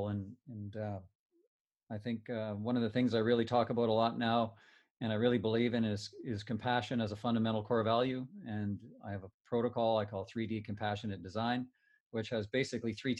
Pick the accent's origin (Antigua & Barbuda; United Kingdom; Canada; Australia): Canada; Timmins, Ontario; we grew up in Timmins with a tight family.